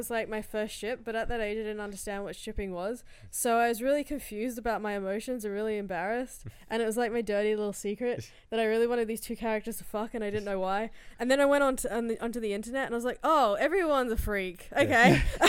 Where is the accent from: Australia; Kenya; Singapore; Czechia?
Australia; Pilbara, Western Australia; I'm from the Pilbara. I'm a Trekkie from the Pilbara.